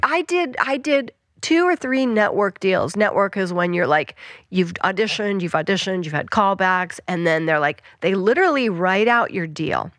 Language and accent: English; Western Colorado, United States; moved away; I grew up in Western Colorado